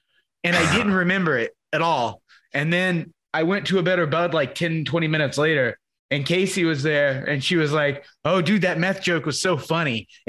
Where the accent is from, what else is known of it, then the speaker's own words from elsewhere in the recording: Australia; Yeah, I'm Australian.